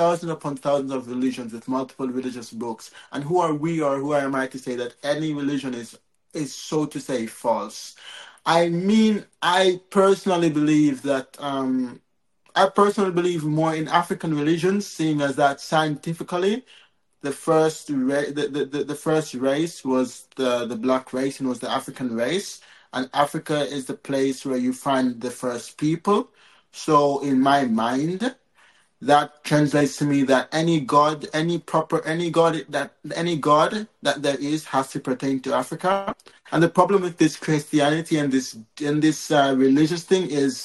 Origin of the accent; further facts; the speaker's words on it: Jamaica; I'm from Jamaica.